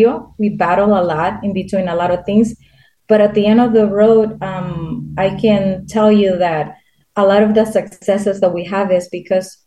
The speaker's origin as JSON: {"language": "English", "country": "Honduras", "moved": "yes", "said": "I'm from Honduras"}